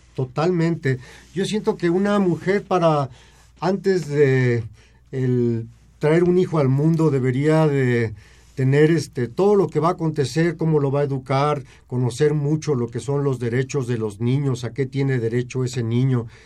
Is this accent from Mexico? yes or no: yes; Mexico; tenemos como sociedad mexicana